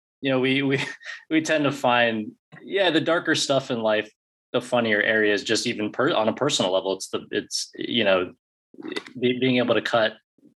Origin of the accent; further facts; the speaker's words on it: Alaska, United States; we grew up in Alaska